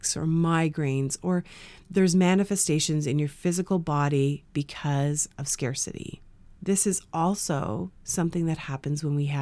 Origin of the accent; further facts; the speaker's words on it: Canada; growing up in Canada